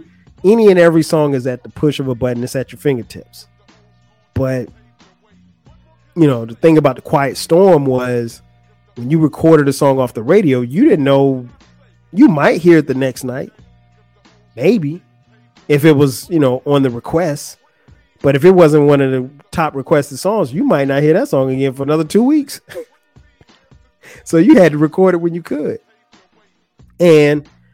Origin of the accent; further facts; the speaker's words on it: Florence, South Carolina, United States; moved away; in my hometown, Florence, we would hang out at like the movie theater